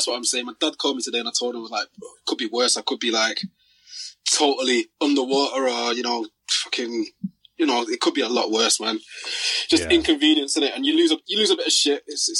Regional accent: Manchester, North West England, United Kingdom; also born or lived in London; I'd pretty much say I grew up in Manchester, man, but I was born and raised in London and moved to Manchester when I was pretty young. So, Manchester's my home, man

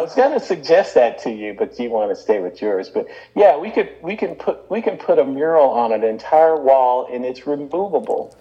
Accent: Birmingham, Alabama, United States; growing up in Birmingham, they gave us what was called then an industrial education

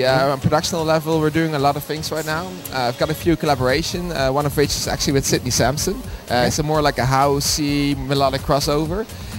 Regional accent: Netherlands; I'm from Holland, you know.

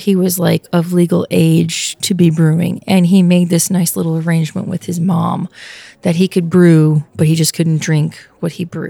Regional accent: Pennsylvania, United States; moved away; you know my love for my home state.

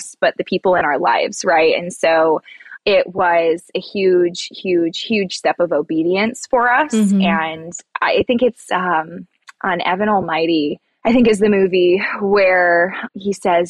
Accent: Michigan, United States; moved away as an adult; Born and raised in Michigan

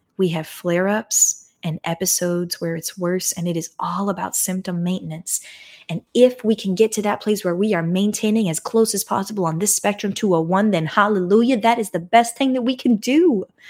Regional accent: United States; as an American

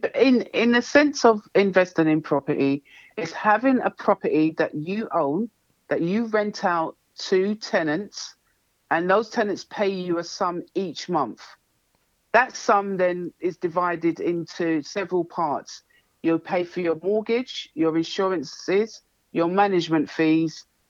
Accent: London, United Kingdom; I was brought up in Hackney. And that's East London.

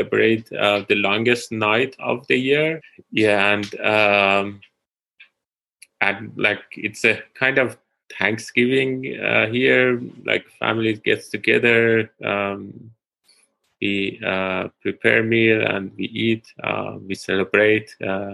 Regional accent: Tehran, Tehran Province, Iran; moved away as an adult; also born or lived in London / Pittsburgh; now in Columbia, United States; I'm originally from Iran, Tehran

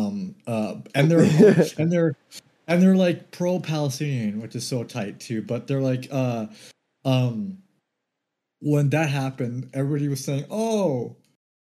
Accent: Canada; we're Canadians

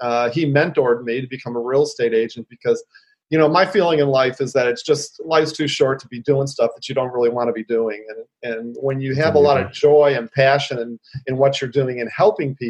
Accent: Detroit, Michigan, United States; now in San Francisco, United States; born and raised in Detroit, Midwestern boy

